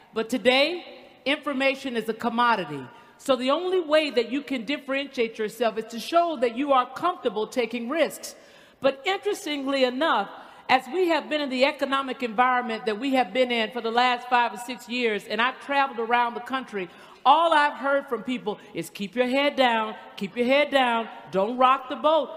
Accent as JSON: {"language": "English", "region": "the South", "country": "United States", "said": "I'm from the South"}